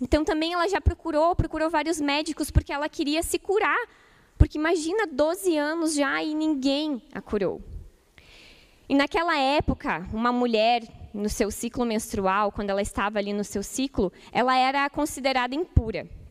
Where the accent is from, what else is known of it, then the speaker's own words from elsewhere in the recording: Ijuí, Rio Grande do Sul, Brazil; moved away; lá em Juí, na minha cidade natal, Rio Grande do Sul